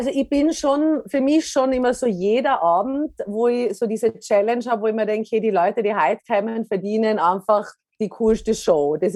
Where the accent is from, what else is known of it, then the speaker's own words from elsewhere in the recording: Tyrol, Austria; In Tirol, als Tirolerin auch